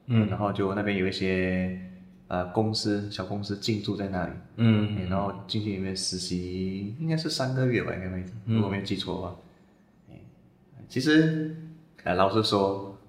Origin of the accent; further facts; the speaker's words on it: Malaysia; moved away as an adult; 因为毕竟大学我是从马来西亚过来嘛